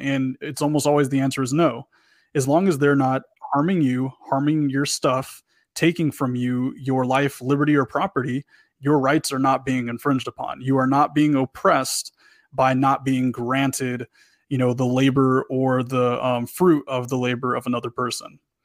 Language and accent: English; Texas, United States; I'm, I'm from Texas